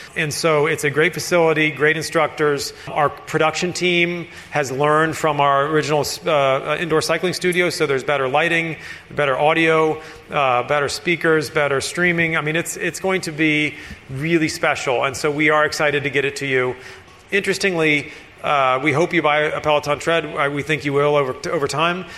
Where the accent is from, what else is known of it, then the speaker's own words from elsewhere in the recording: Florida Keys, United States; I grew up in the Florida Keys